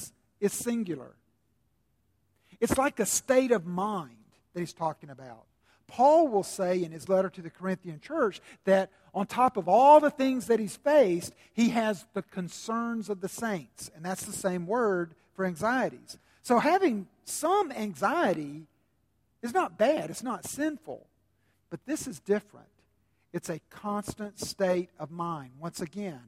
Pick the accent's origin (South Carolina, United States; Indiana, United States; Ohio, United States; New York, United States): South Carolina, United States; a southerner like me, born and bred in South Carolina